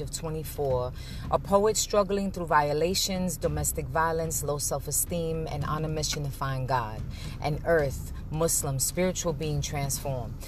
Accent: New York City, New York, United States; moved away; also born or lived in Phoenix, Arizona; I am a woman born and raised in the Bronx. Moved to Phoenix, Arizona due to parent separation.

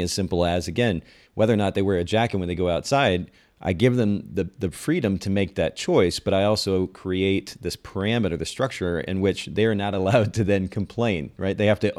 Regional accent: Japan; I grew up in Japan. I was a missionary's kid and grew up in a very conservative home and culture.

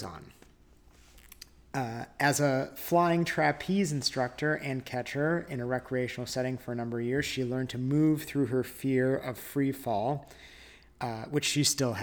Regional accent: California, United States; moved away; also born or lived in New York / Colorado; I was born in Southern California. And then I grew up in Tahoe

